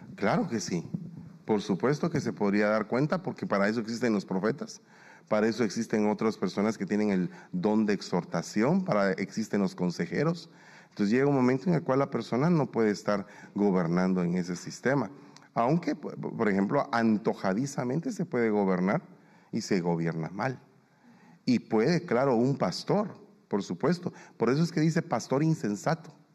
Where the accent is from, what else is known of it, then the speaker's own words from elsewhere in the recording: Guatemala; now in United States; yo soy guatemalteco